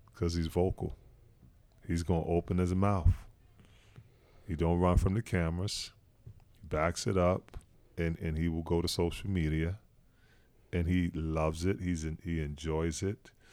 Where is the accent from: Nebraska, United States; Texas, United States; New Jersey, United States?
New Jersey, United States; Newark; moved away; also born or lived in Utah; I'm coming from Newark